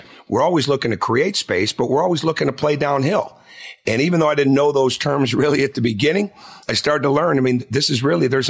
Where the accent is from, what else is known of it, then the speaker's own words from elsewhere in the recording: Michigan, United States; moved away as an adult; also born or lived in Western Kentucky; now in Georgia, United States; I grew up in Michigan.